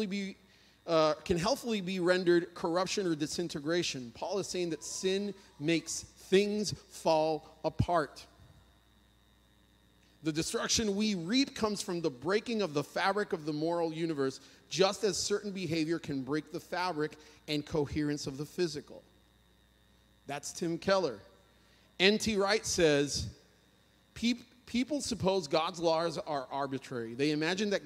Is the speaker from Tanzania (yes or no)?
no; Puerto Rico; moved away; I'm from Puerto Rico